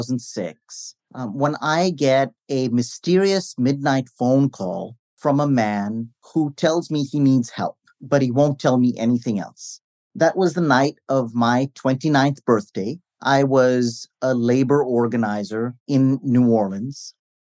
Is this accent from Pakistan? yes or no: no; Delhi, India; I'm from Delhi.